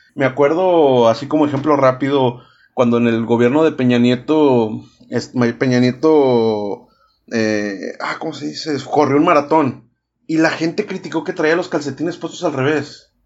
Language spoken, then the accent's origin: Spanish; Monterrey, Nuevo León, Mexico; Yo soy el regio